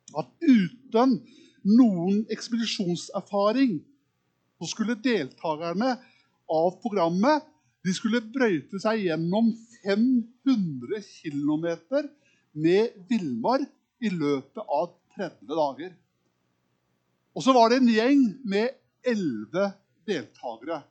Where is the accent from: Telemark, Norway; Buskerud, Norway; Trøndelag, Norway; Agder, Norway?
Telemark, Norway; Kragerø; accent: østlending; moved away; Oppvokst i en liten by som heter Kragerø